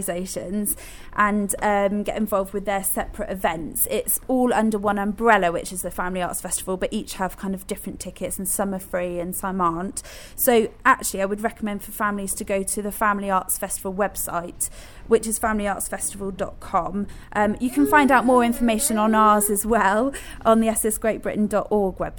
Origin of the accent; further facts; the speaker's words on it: Somerset, South West England, United Kingdom; I'm not Bristol. I'm from Somerset, though. So I remember coming up to Bristol to visit the ship